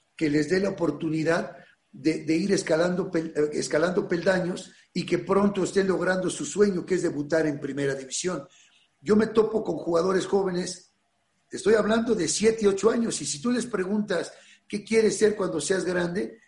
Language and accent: Spanish; Mexico City, Mexico; also born or lived in Ciudad Nezahualcóyotl, Mexico; yo viví en Ciudad Neza, mis papás en Iztapalapa, nací en las Granjas México y la secundaria la hice en Iztapalapa